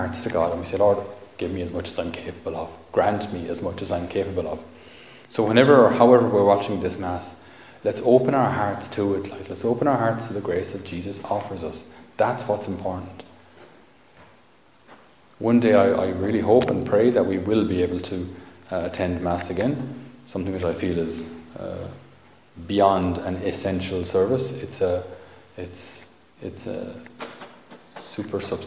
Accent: Ireland

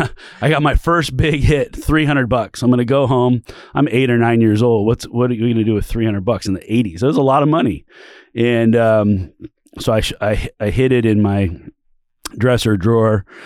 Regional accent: California, United States; born there; also born or lived in Oregon, United States; I was born in California. My dad was a car dealer down there.

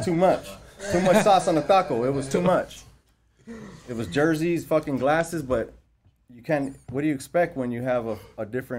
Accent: Whittier, California, United States; We grew up in Whittier. At that time, the neighborhood that we grew up in and we were at right now is different.

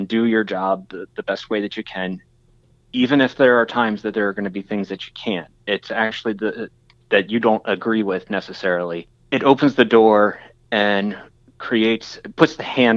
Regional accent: York County, Pennsylvania, United States; I grew up in York County

